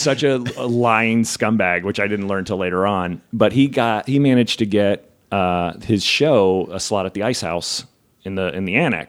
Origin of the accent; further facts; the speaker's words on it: New Jersey, United States; also born or lived in Memphis, Tennessee; I mean, I'm Italian from Jersey, but I'm not an Italian from Jersey.